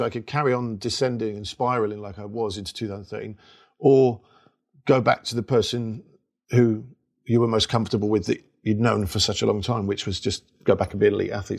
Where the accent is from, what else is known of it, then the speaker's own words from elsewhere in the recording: London, United Kingdom; I'm from Labrick Grove, Kilburn